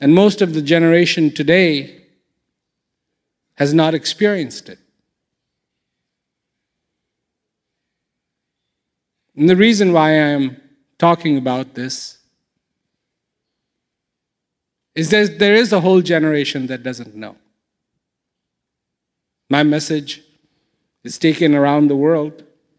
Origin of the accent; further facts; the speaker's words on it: India; moved away; When I was growing up in India